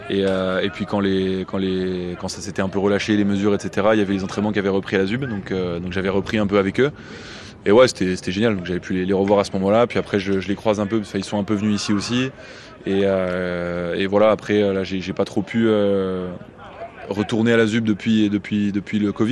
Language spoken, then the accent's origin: French; Belgium; Alors oui, j'ai grandi en Belgique, mais euh, j'étais au lycée français où j'étais avec pas mal de Français dans le système scolaire français.